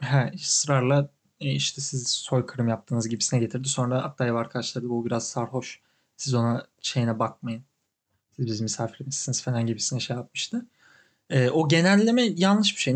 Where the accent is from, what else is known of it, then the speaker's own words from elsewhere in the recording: Turkey; also born or lived in Canada; now in New York, United States; ben Türk'üm